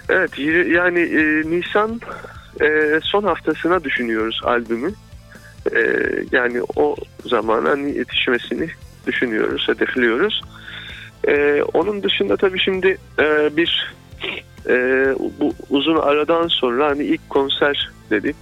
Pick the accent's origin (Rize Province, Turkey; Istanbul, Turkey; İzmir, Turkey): Rize Province, Turkey; Fındıklı; ben mesela hani Rize Fındıklıyım